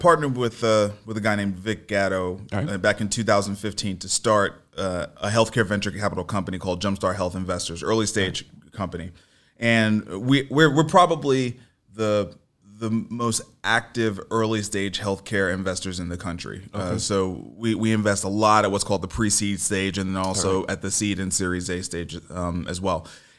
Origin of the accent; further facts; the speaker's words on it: New York City, New York, United States; I'm from Brooklyn. Yeah, I'm from Brooklyn.